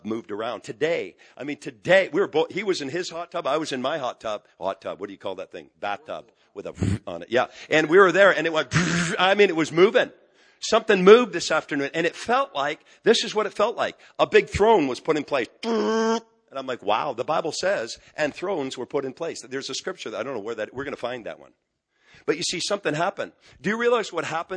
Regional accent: just outside of Montreal, Quebec, Canada; moved away; I'm from Quebec, just outside of Montreal. We're moving back the end of this month.

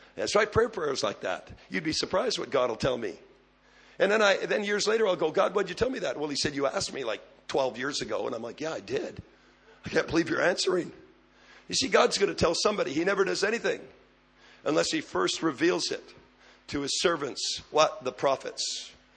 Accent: Canada; I'm a Canadian

